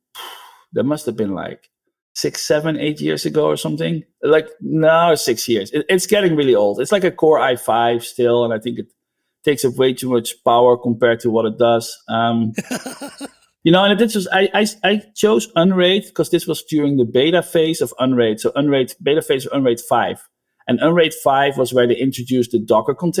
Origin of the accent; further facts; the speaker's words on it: Netherlands; now in United States; I'm from the Netherlands, but I live in the United States.